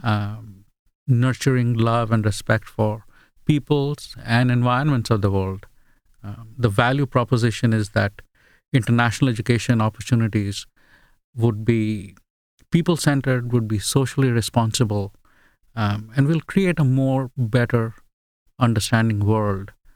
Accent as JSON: {"language": "English", "country": "India", "tie": "born or raised there", "also_born_or_lived": "England / Australia", "first_language": "Bengali", "second_language": "English", "moved": "yes", "lives_now": "United States", "said": "a multicultural upbringing from India"}